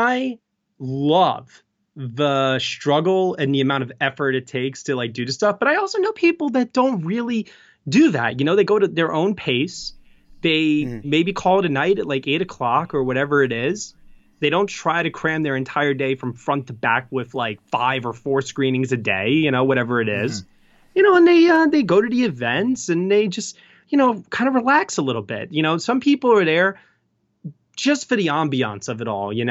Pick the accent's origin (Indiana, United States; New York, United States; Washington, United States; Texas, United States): New York, United States; I'm a New Yorker